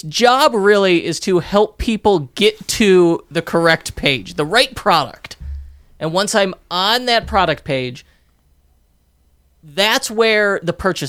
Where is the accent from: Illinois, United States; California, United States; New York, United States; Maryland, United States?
Illinois, United States; Park Ridge; And the street I grew up on in Park Ridge, Illinois